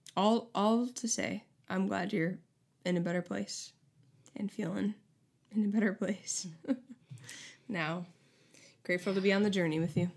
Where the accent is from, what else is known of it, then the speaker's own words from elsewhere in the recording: Syracuse, New York, United States; now in Tulsa, United States; Syracuse, shout out to my hometown